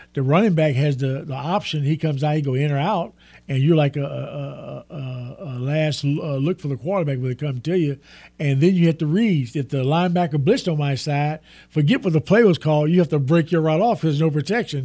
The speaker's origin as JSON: {"language": "English", "region": "Texas", "country": "United States", "said": "I'm from Texas"}